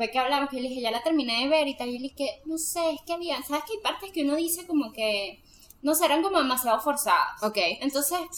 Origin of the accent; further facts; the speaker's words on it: Venezuela; yo que soy venezolana